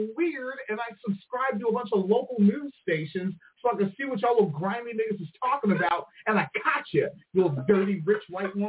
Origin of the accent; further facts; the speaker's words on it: United Kingdom; Because I'm a British, and that's how we talk. Yeah, we say pissed.